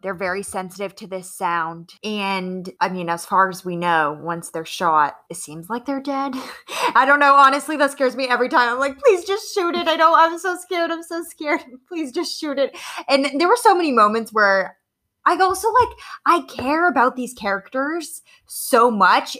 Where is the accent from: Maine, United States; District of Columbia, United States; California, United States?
Maine, United States; I'm from Maine, so I'm not from Massachusetts